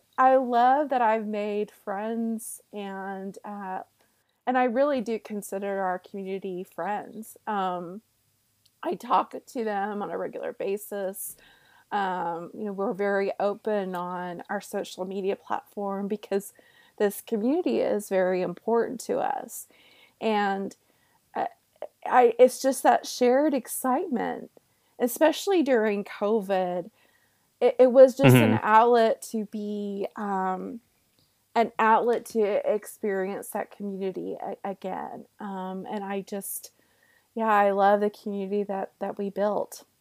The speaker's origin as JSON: {"language": "English", "region": "the South", "country": "United States", "said": "I'm from the South"}